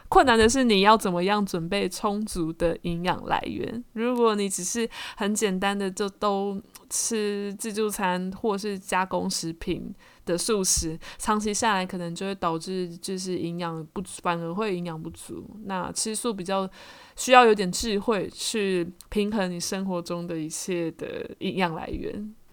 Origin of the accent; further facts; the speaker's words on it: Taiwan; 这就是我们台湾人